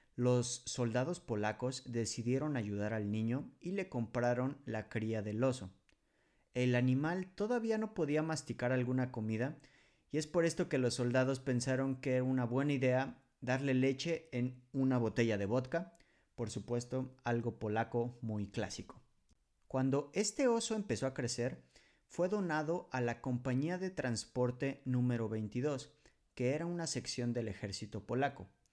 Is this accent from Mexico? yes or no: yes; Mexico; moved away as an adult; now in Poland